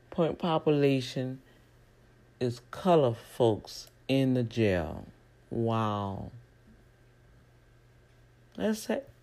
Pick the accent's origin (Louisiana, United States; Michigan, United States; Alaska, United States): Louisiana, United States; New Orleans; now in Houston, United States; because I came from New Orleans, Louisiana, I could not really uh, represent the district. I've been in the district for almost seven, eight years.